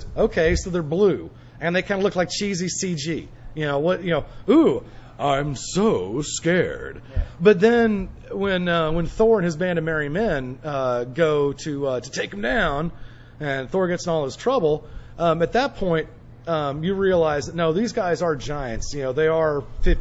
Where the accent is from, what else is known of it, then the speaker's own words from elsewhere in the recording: Oklahoma, United States; I'm from Oklahoma